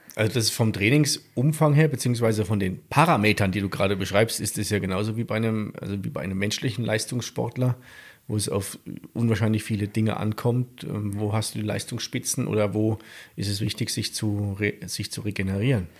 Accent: South Thuringia, Germany; in Südthüringen, da wo ich herkomme

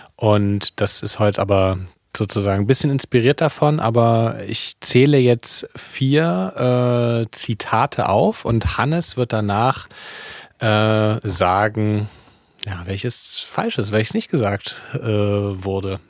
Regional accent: Leipzig, Saxony, Germany; wie ich aufgewachsen bin in Leipzig

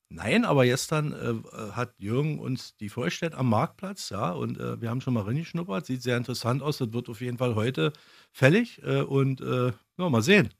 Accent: East Germany, Germany; Ich bin ja in der DDR aufgewachsen.

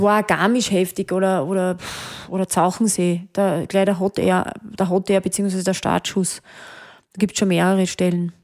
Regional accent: Hochschwab area, Styria, Austria; now in Mödling, Austria; ich liebe den Hochschwab, das ist eigentlich so mein Hausberg, wo ich aufgewachsen bin.

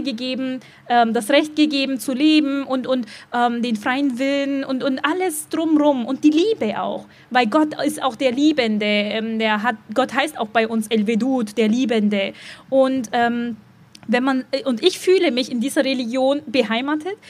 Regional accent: Dillingen, Germany; now in Berlin, Germany; Dillingen. Da, wo ich geboren bin, da, wo meine Eltern immer noch leben

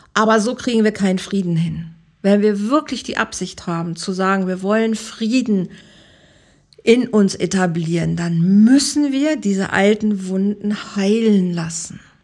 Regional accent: Germany; moved away as an adult; now in Mallorca, Spain; wir sind Deutsche, wir bleiben Deutsche

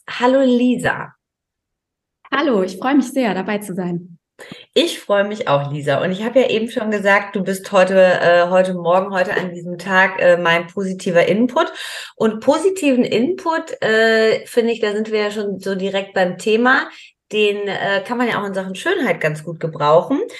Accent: Hamburg, Germany; mit einem eigenen Studio in Hamburg in Winterhude, meiner alten Heimat.

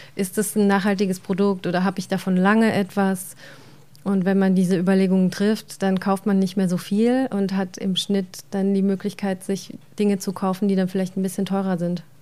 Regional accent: Germany; bei uns in Deutschland oder in der Region

